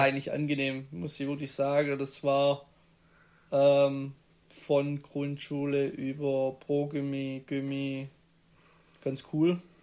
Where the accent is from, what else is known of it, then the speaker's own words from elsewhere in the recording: Stuttgart area, south towards Tübingen, Baden-Württemberg, Germany; Raum Stuttgart, dann Klassiker, gehst Richtung Tübingen oder äh, gehst südlicher